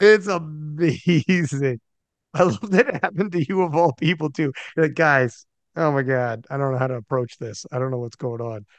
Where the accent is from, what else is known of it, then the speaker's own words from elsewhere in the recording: Canada; I'm Canadian